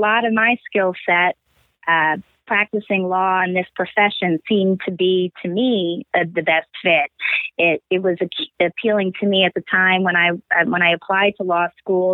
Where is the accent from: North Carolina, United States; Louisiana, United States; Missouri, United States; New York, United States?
New York, United States; Stony Brook; moved away as an adult; also born or lived in Pennsylvania; now in Philadelphia, United States; I grew up in Stony Brook, Long Island in New York